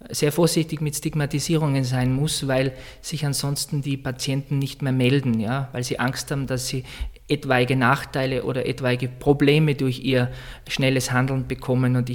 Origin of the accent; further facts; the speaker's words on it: Heinfels, Tyrol, Austria; also born or lived in Vienna; now in Salzburg, Austria; Ich komme aus, aus Osttirol, aus Heinfels. Das ist der Nachbarort von Silian. Ja, also ich bin Tiroler.